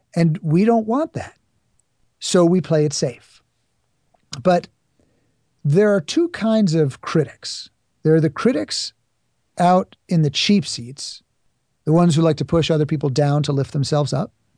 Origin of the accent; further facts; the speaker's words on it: New York City, New York, United States; I grew up in New York City